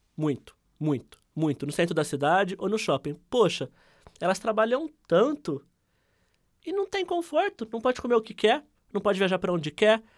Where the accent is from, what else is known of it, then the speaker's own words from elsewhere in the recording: Ribeirão Preto, São Paulo, Brazil; eu sou nascido e criado no Simeone, que é o bairro com mais favelas aqui de Ribeirão Preto